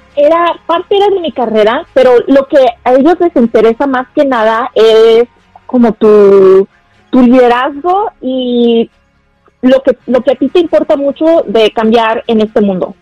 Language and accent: Spanish; Guadalajara, Jalisco, Mexico; now in United States; Yo soy de Guadalajara, Jalisco, Tapatía.